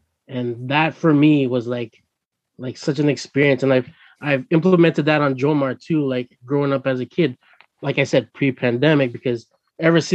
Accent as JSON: {"language": "English", "town": "Toronto", "region": "Ontario", "country": "Canada", "tie": "born or raised there", "said": "I grew up in Toronto"}